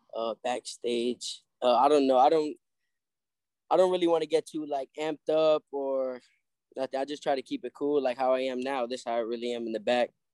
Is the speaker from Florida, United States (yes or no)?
yes; Hollywood, Florida, United States; also born or lived in New York; I, moved over here to Florida with my uh, mom and my brothers. I got three older brothers